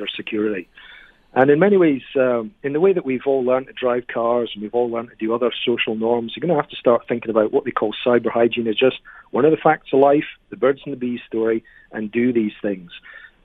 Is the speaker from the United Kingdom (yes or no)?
yes; United Kingdom; now in Canada; I'm originally from Britain.